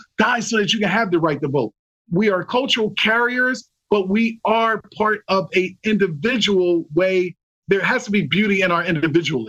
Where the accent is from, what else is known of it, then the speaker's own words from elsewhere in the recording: Philadelphia, Pennsylvania, United States; I learned that from Italian culture growing up in Philadelphia